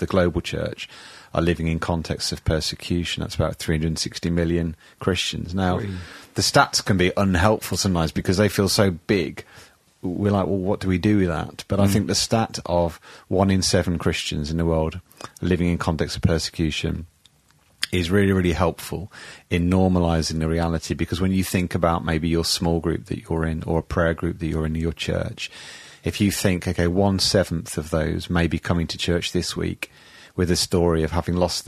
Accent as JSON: {"language": "English", "town": "Birmingham", "region": "West Midlands", "country": "United Kingdom", "tie": "born or raised there", "also_born_or_lived": "Derby", "accent": "Brummy", "said": "I was born in Derby, technically, lived there for 18 months, but have lived in Birmingham all the rest of my life"}